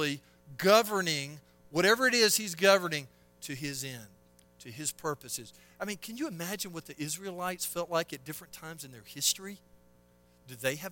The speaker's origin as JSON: {"language": "English", "town": "Selma", "region": "Alabama", "country": "United States", "tie": "born or raised there", "said": "I'm from Selma, Alabama, of all armpits of a place to grow up"}